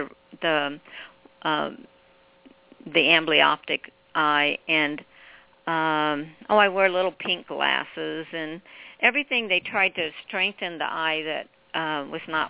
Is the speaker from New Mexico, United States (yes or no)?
no; Cape Girardeau, Missouri, United States; moved away; my hometown of Cape Girardeau